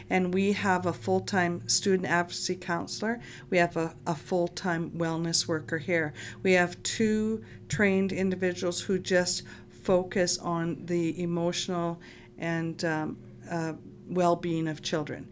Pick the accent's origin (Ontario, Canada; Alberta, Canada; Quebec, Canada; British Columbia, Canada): Alberta, Canada; Lac La Biche; I grew up in Lac-la-Biche